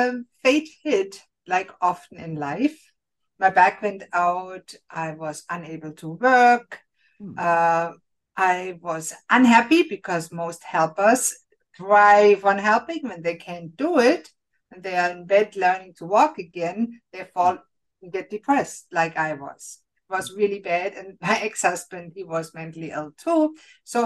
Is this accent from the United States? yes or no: no; Germany; moved away as an adult; now in Canada; Germany, I was born and raised in Germany